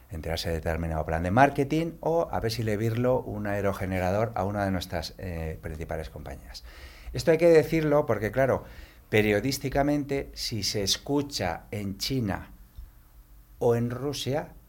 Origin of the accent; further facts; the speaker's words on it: Galicia, Spain; yo, soy gallego